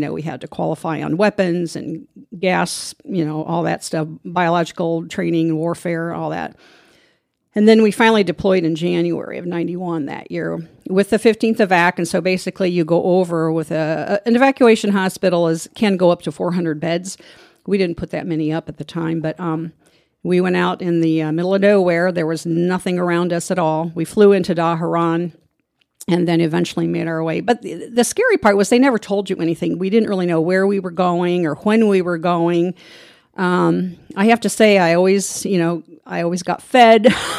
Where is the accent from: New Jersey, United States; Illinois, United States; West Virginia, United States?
Illinois, United States; Bloomington; I was born and raised here in Bloomington. And an Army recruiter came to the high school. I was in the Future Nurses Club at Normal Community High School.